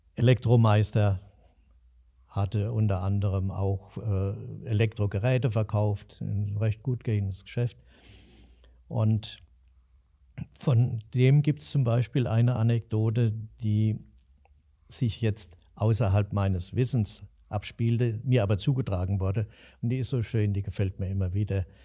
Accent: Alsfeld, Hesse, Germany; ich bin in der unteren Fuldagasse aufgewachsen

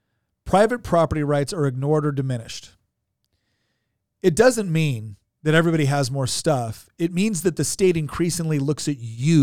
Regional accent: Chico, California, United States; I was born and raised in Northern California, in Chico, California. And when I was growing up there, it was a small agricultural town.

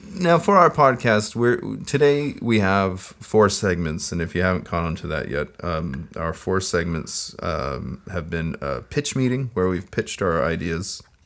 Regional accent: United States; I am an American

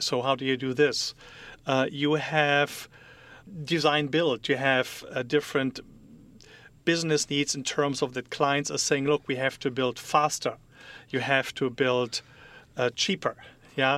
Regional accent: Germany; English is a second language; moved away as an adult; now in United States; I'm from Germany. I am um, born there, raised there, grew up there, was educated

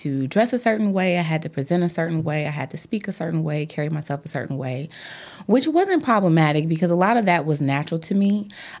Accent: Chicago, Illinois, United States; I am from the South Side of Chicago, and I got into law, I would say, when I was a little girl.

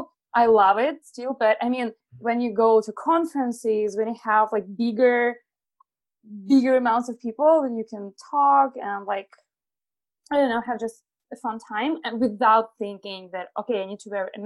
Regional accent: Belarus; I'm originally from Belarus. I was born in a small village

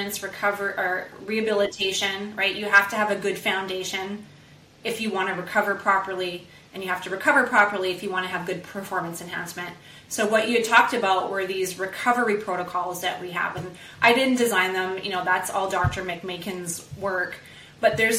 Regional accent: Canada; I'm from Canada

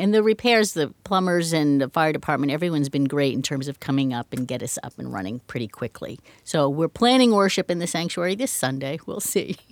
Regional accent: Medford, Massachusetts, United States; also born or lived in New York / Washington, D.C. / Westford, Massachusetts / Leicester, Massachusetts; now in Franklin, United States; I grew up in Medford, and for most of my life, I've been a Massachusetts person

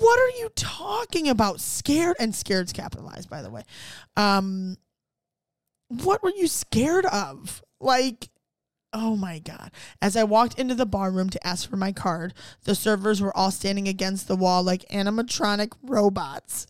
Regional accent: Ohio, United States; also born or lived in Cleveland; I grew up in Ohio

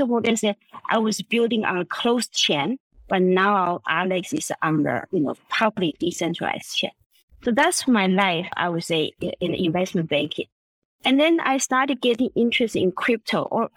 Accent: Vienna, Austria; moved away; also born or lived in Taiwan; I was born in Taiwan. I grew up in Vienna, in Austria.

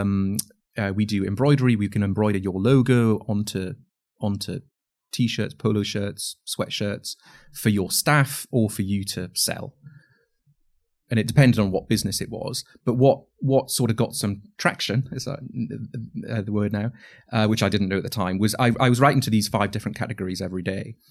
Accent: Northumberland, North East England, United Kingdom; I grew up in Northumberland

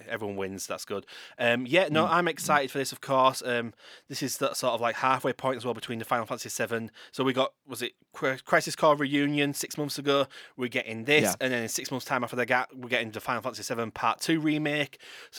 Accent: Yorkshire and the Humber, United Kingdom; As a Yorkshire lad myself

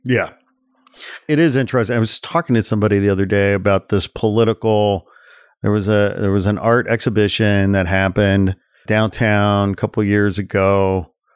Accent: forty miles outside of Chicago, Illinois, United States; I grew up forty miles outside of Chicago

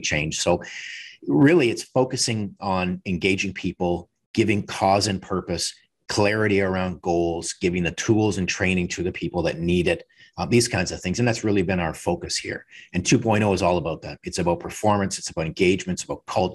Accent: Canada; moved away as an adult; also born or lived in Hermosillo, Mexico; now in Spartanburg, United States; I'm Canadian. Worked in Canada for many years

